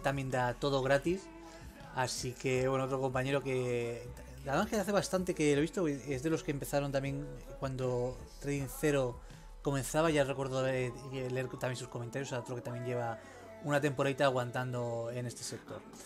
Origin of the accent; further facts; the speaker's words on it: Roses, Catalonia, Spain; moved away; yo soy de Rosas Rosas